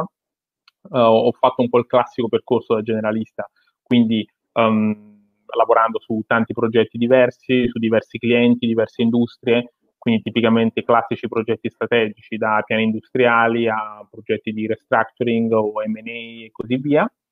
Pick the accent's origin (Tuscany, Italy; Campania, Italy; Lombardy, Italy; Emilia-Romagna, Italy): Campania, Italy; Naples; sono napoletano, sono nato eh, e cresciuto in una bottega artigiana